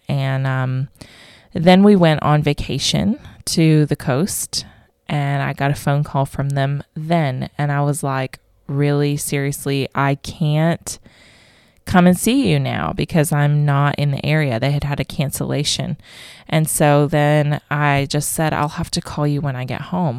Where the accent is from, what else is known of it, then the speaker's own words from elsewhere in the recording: Vero Beach, Florida, United States; moved away as an adult; also born or lived in Tennessee; now in Australia; I am originally from Vero Beach, Florida